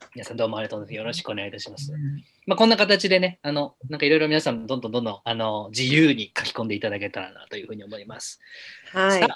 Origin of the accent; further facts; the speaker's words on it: Minami-Alps, Yamanashi, Japan; moved away; 私はあの南アルプス市というあるんだかないんだかわからない町の出身なんですけども